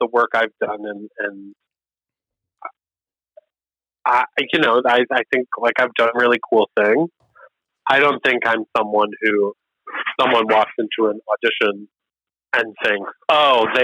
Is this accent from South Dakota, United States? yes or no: no; Buffalo, New York, United States; I'm from Buffalo